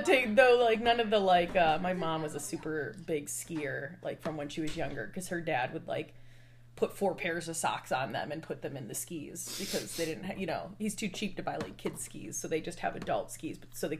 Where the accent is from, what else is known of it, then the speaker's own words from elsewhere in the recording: Dearborn, Michigan, United States; Dearborn, Michigan, right outside of Detroit.